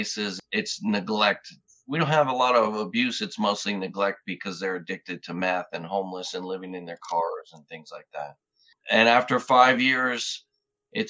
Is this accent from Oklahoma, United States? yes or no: no; New York, United States; I grew up in New York and joined the Army in 1990 after going to law school